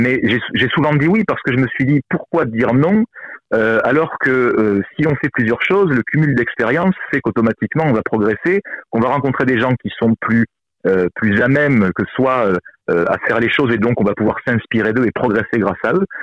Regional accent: southern France, France; même si je suis méridional que on pense souvent que les méridionaux parce qu'on est sympathique parce qu'on est avenant

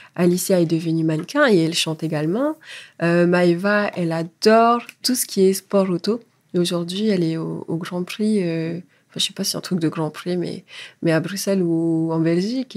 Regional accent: French Polynesia; moved away as an adult; now in France; Je suis française, mais je suis polynésienne avant tout

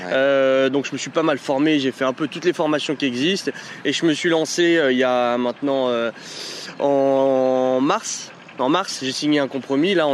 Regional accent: Paris, Île-de-France, France; now in Lyon, France; 27 ans, j'habite à Lyon, mais je suis originaire de Paris.

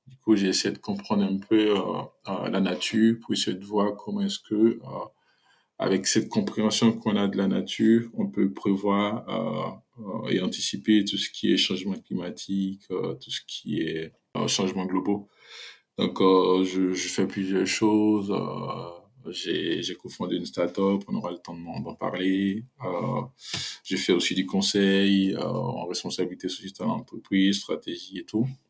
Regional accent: Côte d’Ivoire; moved away as an adult; also born or lived in Algeria; now in Paris, France; je suis né en Côte d'Ivoire, en fait, je suis ivoirien.

